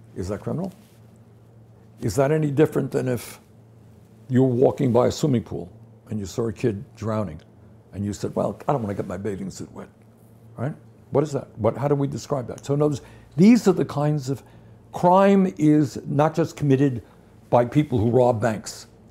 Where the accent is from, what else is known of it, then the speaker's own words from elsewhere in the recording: New York City, New York, United States; I grew up in Brooklyn, New York